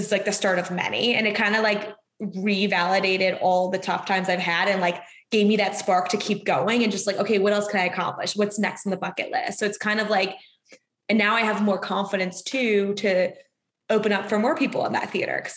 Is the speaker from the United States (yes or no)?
yes; Boston, Massachusetts, United States; moved away as an adult; now in Los Angeles, United States; in my hometown